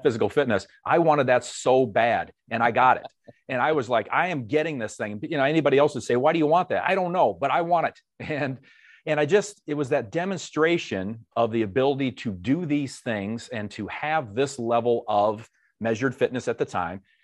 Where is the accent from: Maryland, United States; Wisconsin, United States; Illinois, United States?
Illinois, United States; Dixon; moved away as an adult; I grew up in a small town, Northwest Illinois, hometown of, uh, former President Ronald Reagan, Dixon, Illinois